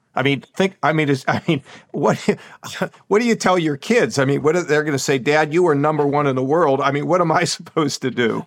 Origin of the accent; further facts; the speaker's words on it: Pittsburgh, Pennsylvania, United States; moved away as an adult; also born or lived in Ohio; I grew up in Pittsburgh